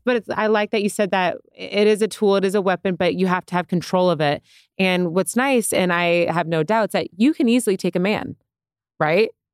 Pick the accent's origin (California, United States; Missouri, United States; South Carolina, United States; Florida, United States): California, United States; San Diego; now in Los Angeles, United States; I come from San Diego and I'm in L